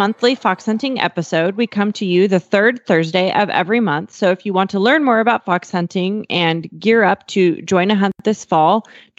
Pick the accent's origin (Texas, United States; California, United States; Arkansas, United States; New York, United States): Texas, United States; Fort Worth; And I'm … from Fort Worth, Texas.